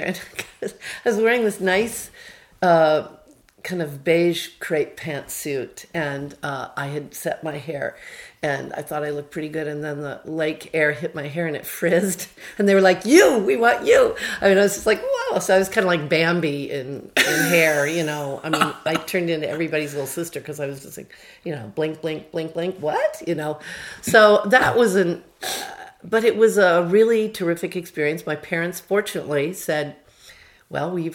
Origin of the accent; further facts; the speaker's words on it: Normal, Illinois, United States; moved away as an adult; I grew up in Normal, Illinois, which is where Illinois State is.